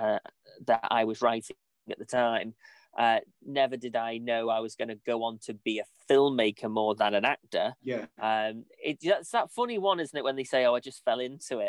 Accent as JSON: {"language": "English", "town": "Ellesmere Port", "region": "North West England", "country": "United Kingdom", "said": "I am in Lancaster at the moment, but I'm originally from Ellesmere Port, and I do live in Ellesmere Port"}